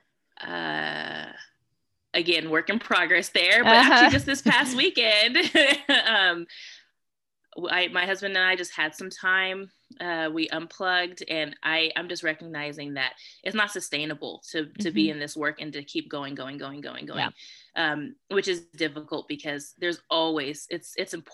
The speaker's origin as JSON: {"language": "English", "region": "California", "country": "United States", "said": "I'm from California"}